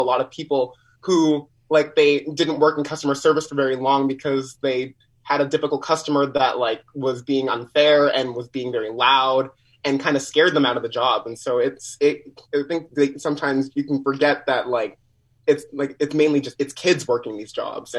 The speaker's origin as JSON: {"language": "English", "town": "Winnipeg", "region": "Manitoba", "country": "Canada", "tie": "born or raised there", "said": "Winnipeg born and raised."}